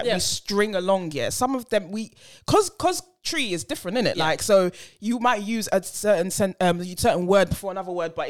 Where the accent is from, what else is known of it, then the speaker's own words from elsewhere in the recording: England, United Kingdom; also born or lived in Ghana; But when I came back from Ghana when I was 5, I was like, you know, I'm in England, so I'm going to speak English.